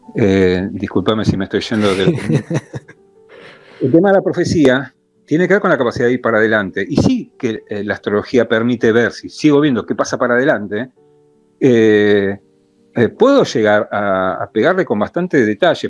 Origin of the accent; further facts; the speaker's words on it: Argentina; como argentino